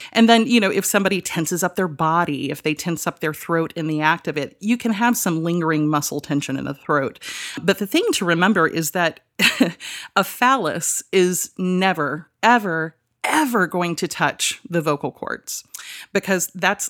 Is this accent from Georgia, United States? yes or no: yes; Georgia, United States; Well, I grew up, hilariously enough, in the Deep South, in a tiny little valley in North Georgia. Rome, Georgia is the town that we went to for groceries.